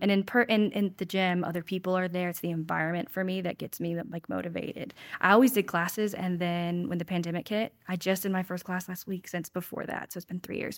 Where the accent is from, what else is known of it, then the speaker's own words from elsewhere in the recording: Winston-Salem, North Carolina, United States; also born or lived in Salisbury, North Carolina / Charlotte, North Carolina / Huntersville, North Carolina / Wilmington, North Carolina; I was born in Salisbury, but I grew up in Winston, so I, I consider Winston home.